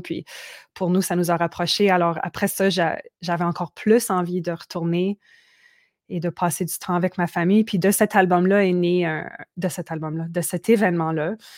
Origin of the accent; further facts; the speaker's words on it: Manitoba, Canada; moved away; also born or lived in Quebec; d'où j'ai grandi, au Manitoba, puis où mes, parents sont encore